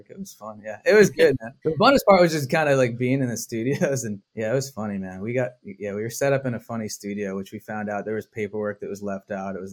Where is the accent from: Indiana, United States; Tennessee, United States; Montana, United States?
Montana, United States; Uh, you know, I grew up when I was a, I grew up in Montana, so I never had a, a team.